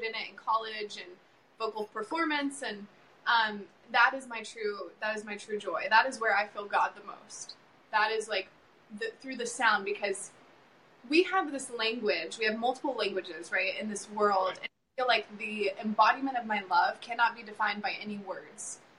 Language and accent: English; South Carolina, United States; I grew up in South Carolina, so I grew up on the East Coast